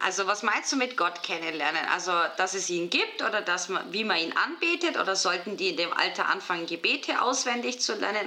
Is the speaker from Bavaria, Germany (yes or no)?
yes; Bavaria, Germany; moved away as an adult; now in Switzerland; Ich bin ja aus Bayern, deswegen frage ich so verdutzt. Ich war 21 Jahre in, Bayern in der Schule